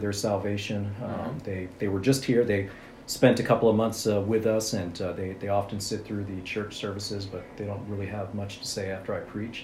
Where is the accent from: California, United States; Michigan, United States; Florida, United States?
California, United States; Santa Monica; I'm actually from Santa Monica